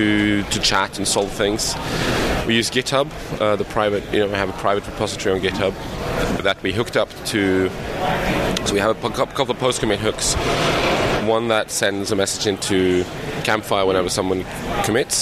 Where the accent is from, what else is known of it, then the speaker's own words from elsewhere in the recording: Norway; I'm from Norway.